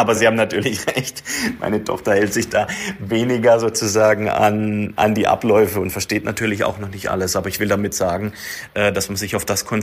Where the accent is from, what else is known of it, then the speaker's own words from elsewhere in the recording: Neckarsulm, Baden-Württemberg, Germany; Ich bin wieder zurückgekommen in meine Heimat, wo meine Karriere hier vor über 20 Jahren gestartet hat bei Audi in Neckarsulm.